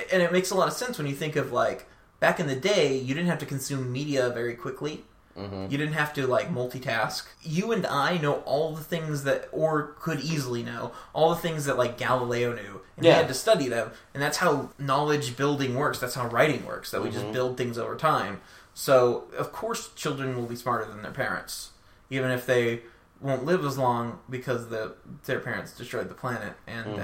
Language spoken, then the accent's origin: English; Michigan, United States; also born or lived in Arizona; I moved to Michigan when I was 10 from Arizona